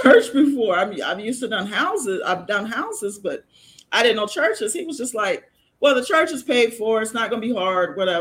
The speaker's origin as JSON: {"language": "English", "town": "Chicago", "region": "Illinois", "country": "United States", "tie": "born or raised there", "moved": "yes", "said": "I'm originally from Chicago. And, you know, 15, 16-year-old in Chicago, we got bus and train services"}